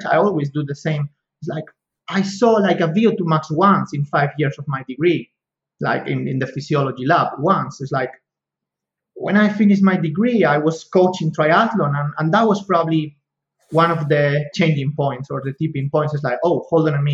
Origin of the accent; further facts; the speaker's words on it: Spain; accent: Spanish; English is a second language; moved away as an adult; also born or lived in Kent, United Kingdom; now in Bologna, Italy; my Spanish accent